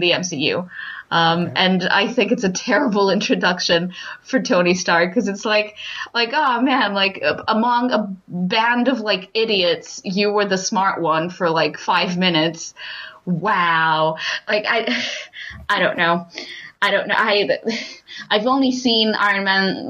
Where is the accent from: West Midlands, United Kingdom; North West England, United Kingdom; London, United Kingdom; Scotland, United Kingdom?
London, United Kingdom; as a Londoner, not as a Croydoner, but as a Londoner